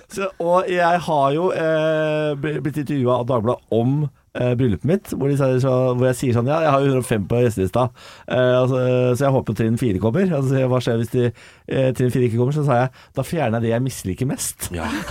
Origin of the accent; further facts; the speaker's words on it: Moss, Østfold, Norway; jeg er fra Moss og Vestfold.